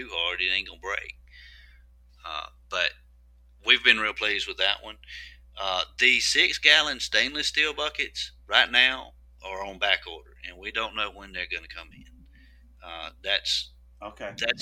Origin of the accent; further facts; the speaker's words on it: Meridian, Mississippi, United States; Meridian, Mississippi. That's where I live. That's my hometown